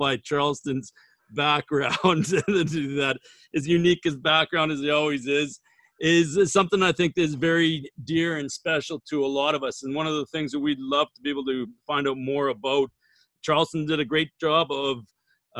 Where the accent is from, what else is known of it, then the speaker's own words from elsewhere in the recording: Saskatchewan, Canada; growing up in Saskatchewan